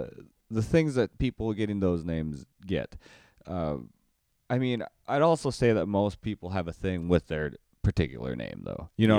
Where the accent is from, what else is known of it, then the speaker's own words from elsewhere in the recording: North Carolina, United States; I'm from North Carolina.